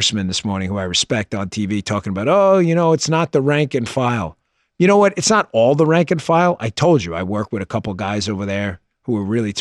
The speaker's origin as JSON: {"language": "English", "region": "New York", "country": "United States", "tie": "born or raised there", "moved": "yes", "said": "Growing up in New York"}